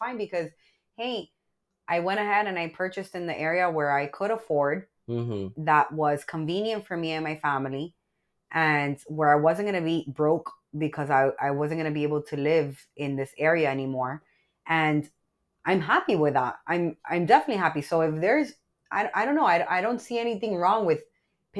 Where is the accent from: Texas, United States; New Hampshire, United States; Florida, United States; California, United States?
Florida, United States; Miami; also born or lived in Miramar, Florida; I originally grew up in Little Havana. Okay, so I grew up literally in Little Havana